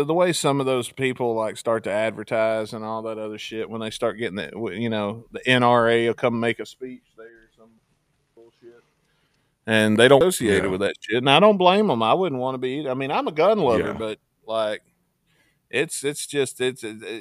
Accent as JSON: {"language": "English", "region": "Mississippi", "country": "United States", "tie": "born or raised there", "said": "when I was a kid growing up in Mississippi"}